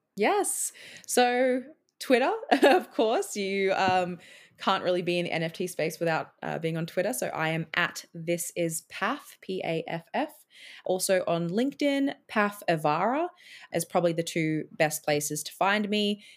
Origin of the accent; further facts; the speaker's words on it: Australia; moved away as an adult; also born or lived in Edinburgh, Scotland; now in Scotland, United Kingdom; I'm now an Australian in Scotland